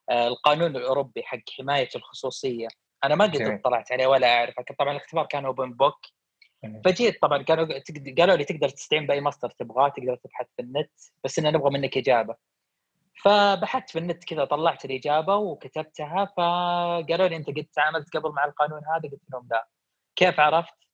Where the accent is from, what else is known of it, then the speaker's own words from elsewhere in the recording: Saudi Arabia; ان مشكلتنا عندنا في السعوديه ان نخاف من الافكار الجديده